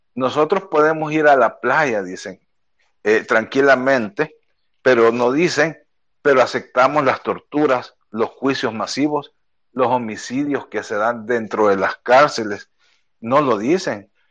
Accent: El Salvador; nuestro país

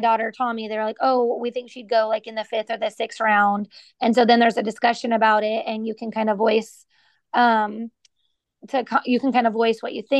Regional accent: Katy, Texas, United States; I grew up in Katy

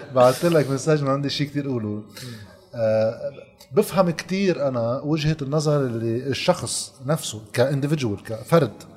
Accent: Lebanon; عندنا بلبنان

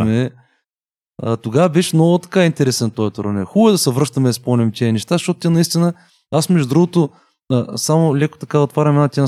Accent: Bulgaria; Аз съм от България

